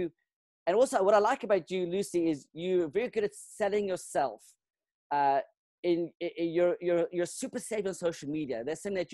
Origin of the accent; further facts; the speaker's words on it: Johannesburg, Gauteng, South Africa; first language Cape Verdean Creole; English is a second language; moved away as an adult; also born or lived in Benoni / Cape Verde; now in United States; I was born in South Africa